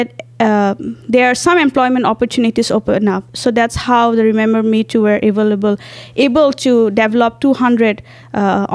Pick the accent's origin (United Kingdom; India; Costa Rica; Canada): India; moved away as an adult; now in Mankato, United States; I'm an international student and I'm from India.